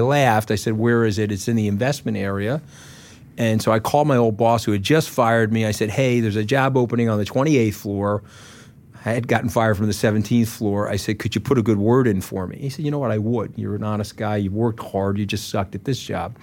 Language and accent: English; Port Washington, New York, United States; came from my hometown